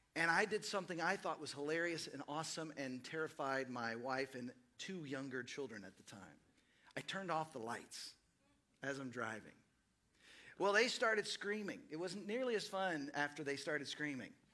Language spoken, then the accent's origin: English; Dallas, Texas, United States; moved away as an adult; also born or lived in Seattle / East Los Angeles; now in Austin, United States; I grew up in Dallas, Fort Worth